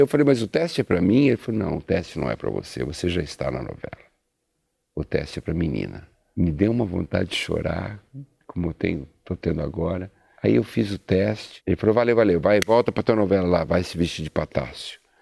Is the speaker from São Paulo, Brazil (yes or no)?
yes; São Paulo, Brazil; Eu sou italiano, eu sou paulista.